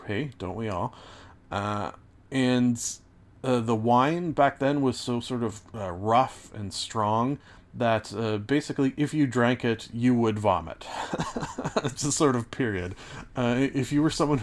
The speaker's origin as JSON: {"language": "English", "country": "Canada", "said": "as a Canadian"}